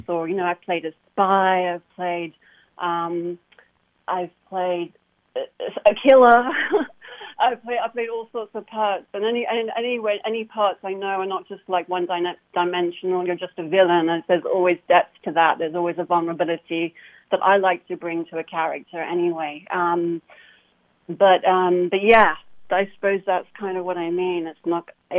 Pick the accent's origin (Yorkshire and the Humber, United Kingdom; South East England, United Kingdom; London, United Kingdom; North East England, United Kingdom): London, United Kingdom; moved away as an adult; also born or lived in Hammersmith, London; now in Los Angeles, United States; I moved to W5 Ealing, where I was raised. And so that's where I'm from